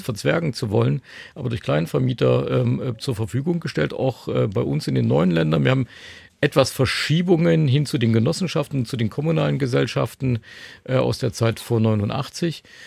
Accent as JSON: {"language": "German", "town": "Leipzig", "region": "Saxony", "country": "Germany", "said": "wir sitzen hier in Dresden, ähm, ich komme aus Leipzig"}